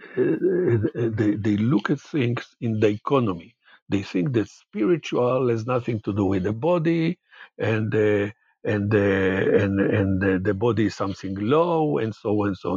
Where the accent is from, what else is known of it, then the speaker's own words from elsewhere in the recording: Jerusalem, Jerusalem District, Israel; also born or lived in Haifa; I was born in Haifa and grew up in Jerusalem.